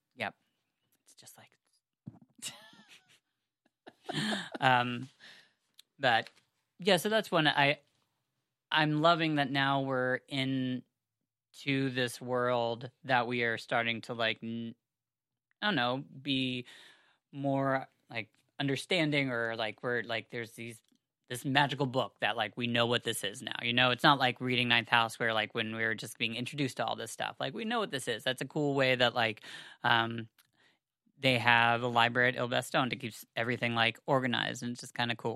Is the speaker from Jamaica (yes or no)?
no; United States; I am a American Jew